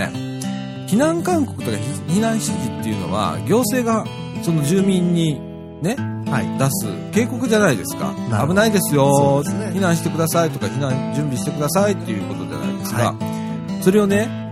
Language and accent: Japanese; Shirahama, Wakayama, Japan; moved away; うちの実家もね、岡山県の